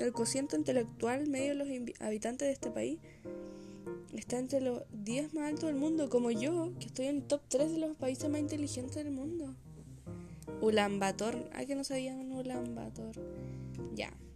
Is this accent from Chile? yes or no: yes; Chile; yo hablando como que no soy chilena